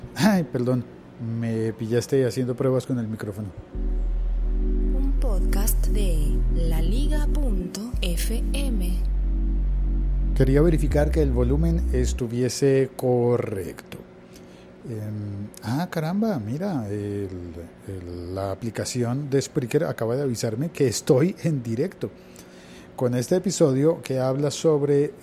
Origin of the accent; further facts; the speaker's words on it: Colombia; en mi país